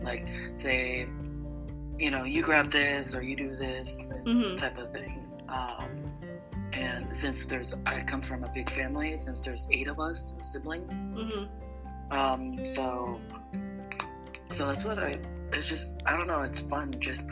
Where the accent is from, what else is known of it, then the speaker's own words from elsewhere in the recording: Phoenix, Arizona, United States; I'm actually from Phoenix, Arizona, but my ethnicity is Polynesian from the island of Tonga.